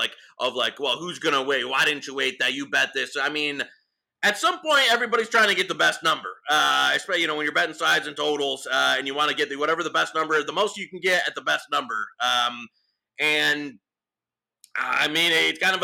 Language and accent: English; Detroit, Michigan, United States; I'm from Detroit